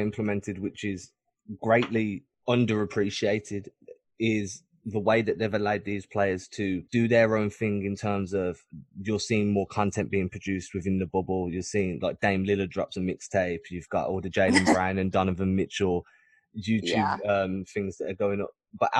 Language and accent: English; Birmingham, West Midlands, United Kingdom; I'm not from London. I'm quite far away. Where I am, nobody speaks like that.